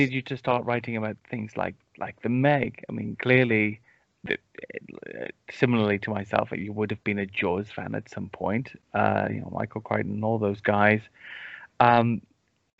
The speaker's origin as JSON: {"language": "English", "country": "United Kingdom", "said": "I am British"}